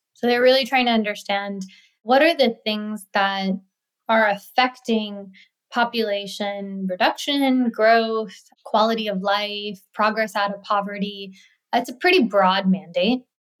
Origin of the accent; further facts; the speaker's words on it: India; when I learned about microfinance, I was like, wow, I'm from India. This is something that is happening even in my own country.